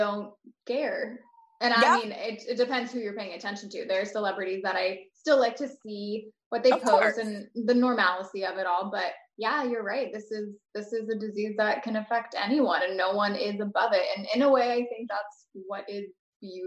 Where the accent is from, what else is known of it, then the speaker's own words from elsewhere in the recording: Florida, United States; I'm from Florida